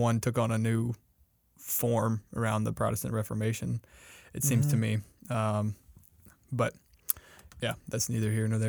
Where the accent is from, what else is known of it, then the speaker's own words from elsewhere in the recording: South Carolina, United States; So we're both from South Carolina.